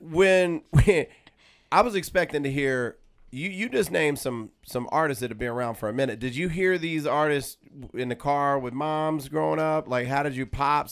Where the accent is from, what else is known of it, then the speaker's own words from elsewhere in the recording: Los Angeles, California, United States; my own city in L